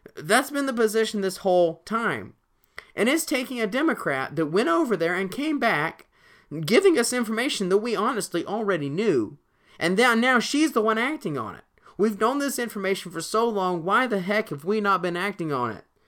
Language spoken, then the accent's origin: English; Alabama, United States; my home state